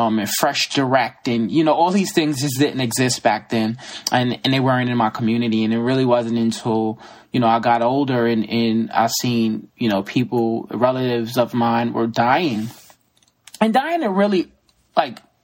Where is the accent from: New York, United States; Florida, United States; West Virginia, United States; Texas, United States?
New York, United States; New York City; also born or lived in Brooklyn, New York; I grew up in the Bronx, New York.